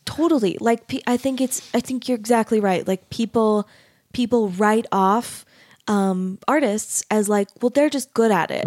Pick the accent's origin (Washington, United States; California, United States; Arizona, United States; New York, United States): Arizona, United States; I grew up in Arizona